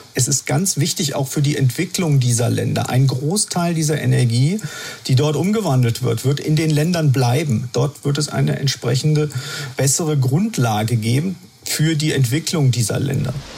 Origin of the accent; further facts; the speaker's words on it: Germany; bei uns in Deutschland